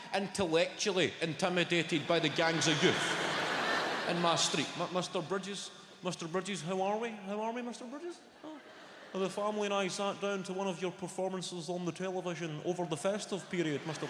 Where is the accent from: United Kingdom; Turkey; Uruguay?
United Kingdom; Clydebank, Scotland; also born or lived in West End, Glasgow; I grew up in a council house. I grew up in Clydebank.